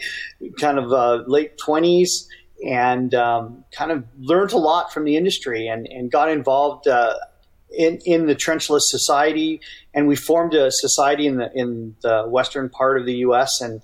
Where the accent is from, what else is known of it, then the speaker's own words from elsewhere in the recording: Waterloo, Ontario, Canada; moved away as an adult; also born or lived in Urbana-Champaign, Illinois; now in Arizona, United States; My hometown is Waterloo